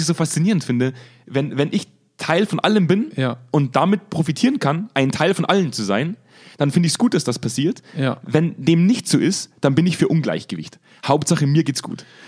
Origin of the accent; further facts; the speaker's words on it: Germany; als Deutscher